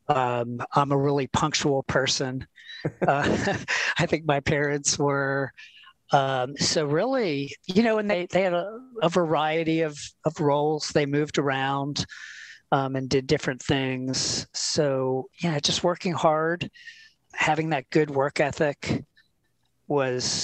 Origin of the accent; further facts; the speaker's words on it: Philadelphia, Pennsylvania, United States; moved away; also born or lived in Florida; I am from Philadelphia, Pennsylvania